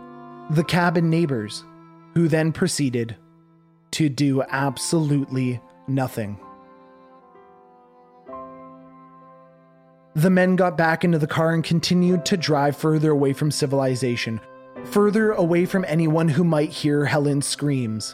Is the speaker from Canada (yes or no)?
yes; Canada; As a Canadian, we learn about the Underground Railway